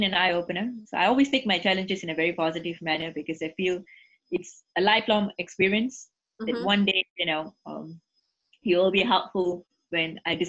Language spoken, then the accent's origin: English; Singapore; first language English; I'm born and bred in Singapore, you can see that, you know, my first language is English